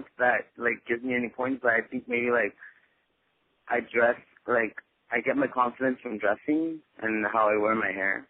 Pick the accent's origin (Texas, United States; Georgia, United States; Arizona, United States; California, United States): California, United States; Huntington Park; I'm from Huntington Park, close to the LA area.